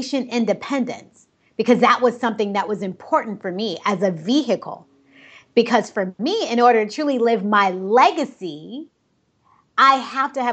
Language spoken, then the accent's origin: English; Cleveland, Ohio, United States; moved away; also born or lived in Dominican Republic; I was born in Cleveland, Ohio